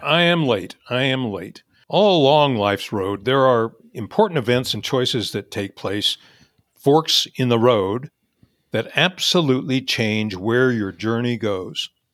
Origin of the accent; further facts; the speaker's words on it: Topeka, Kansas, United States; moved away as an adult; now in California, United States; I would stay in my hometown of Topeka, Kansas